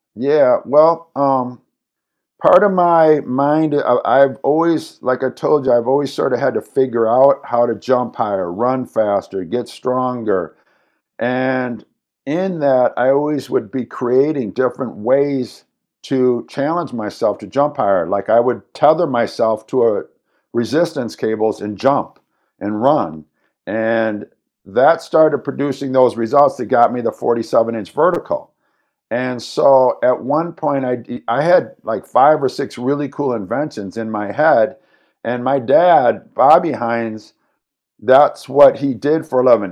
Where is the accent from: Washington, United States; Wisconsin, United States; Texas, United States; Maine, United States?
Wisconsin, United States; Madison; I was born here in Madison, Wisconsin.